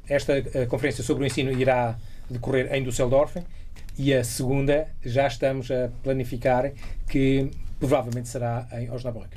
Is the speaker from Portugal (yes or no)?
yes; Portugal; now in Germany; nós tínhamos uh, a telescola aqui em Portugal. Eu ainda me lembro, uh, quando andava cá